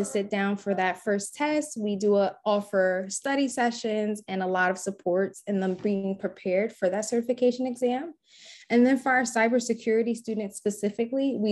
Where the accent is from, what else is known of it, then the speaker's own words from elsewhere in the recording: Newark, New Jersey, United States; growing up in Newark